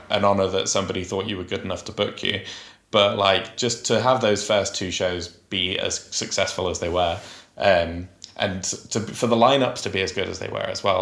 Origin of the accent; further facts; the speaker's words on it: Huddersfield, Yorkshire and the Humber, United Kingdom; Huddersfield's my hometown